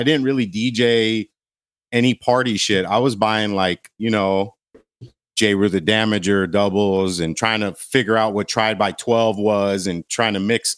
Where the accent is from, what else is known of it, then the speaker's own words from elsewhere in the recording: Glendale, California, United States; So grew up in Glendale.